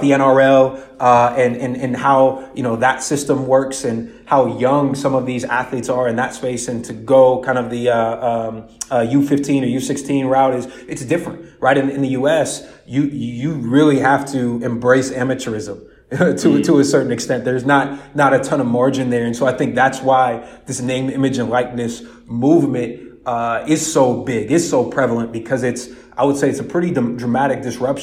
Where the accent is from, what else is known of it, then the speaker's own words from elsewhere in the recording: Columbus, Ohio, United States; I'm originally born and raised in Columbus, Ohio. So I'm a Midwest guy